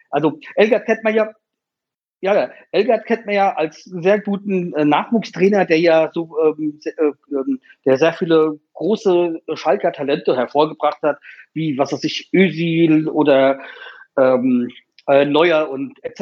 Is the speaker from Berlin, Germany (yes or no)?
no; Hanau, Hesse, Germany; ich meine, ich komme ja aus Hanau und deswegen, wir hatten ja letztes Jahr halt diese, diese scheiß Attentat da gehabt